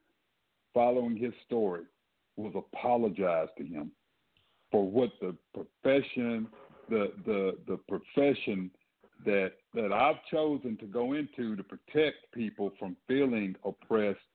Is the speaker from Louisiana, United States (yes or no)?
no; Dallas, Texas, United States; I'm from Dallas